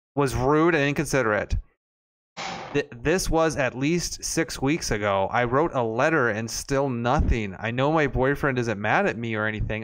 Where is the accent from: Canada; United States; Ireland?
United States; Arlington, Texas; moved away; I was born in Arlington.